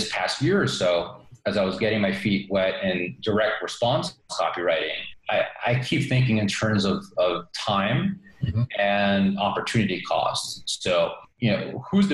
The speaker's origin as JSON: {"language": "English", "region": "New York", "country": "United States", "tie": "born or raised there", "moved": "yes", "said": "I grew up in New York and lived all over the U.S. Throughout the years"}